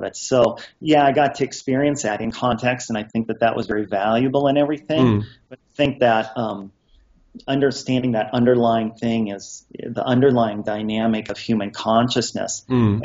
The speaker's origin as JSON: {"language": "English", "region": "Montana", "country": "United States", "tie": "born or raised there", "said": "I was born and raised on a farm in Montana with my sister Terry"}